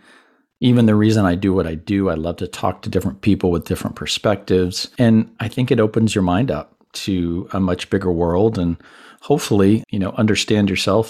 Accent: Panama; first language Spanish; English is a second language; also born or lived in Puerto Rico / Miami; But growing up in Latin environments, both Panama, Puerto Rico, my parents say that Spanish was the first language that I learned. Because back in the 60s, when I was born, especially in Panama

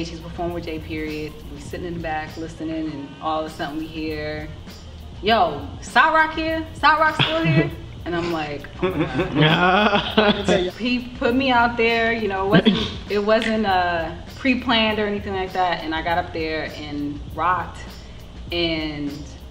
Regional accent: Washington, District of Columbia, United States; my experience growing up in Southeast DC

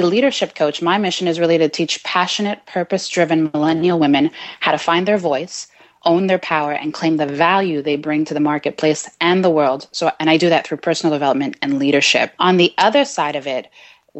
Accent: Canada; also born or lived in Jamaica / Trinidad; So I live in Montreal, Canada. Uh-huh. So I'm a Canadian girl. And I represent for the island of Jamaica. And I also have heritage in Trinidad.

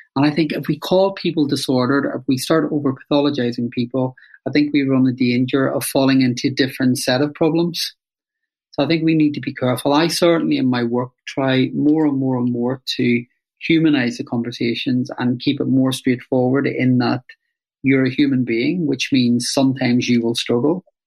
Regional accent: Belfast, Northern Ireland, United Kingdom; I grew up in Northern Ireland during the Troubles in Belfast

